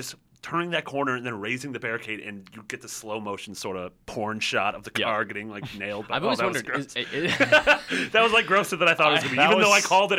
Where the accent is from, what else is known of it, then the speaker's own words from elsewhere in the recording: Chicago, Illinois, United States; I'm also from Chicago, which is the weird thing.